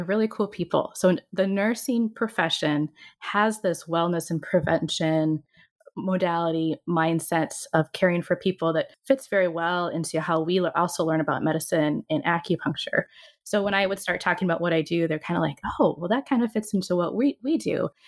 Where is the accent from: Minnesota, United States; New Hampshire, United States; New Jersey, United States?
Minnesota, United States; I'm from Minnesota.